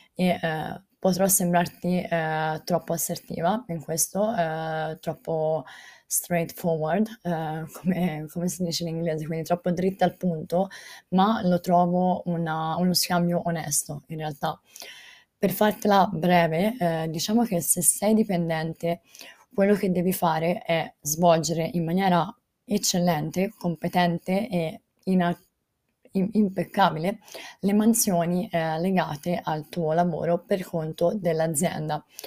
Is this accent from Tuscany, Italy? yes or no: yes; Volterra, Tuscany, Italy; io sono di Volterra, Volterra è un paese Uh, piccolo, cioè la eh, chiamano città, ma è un paese eh, piccolo eh, in provincia di Pisa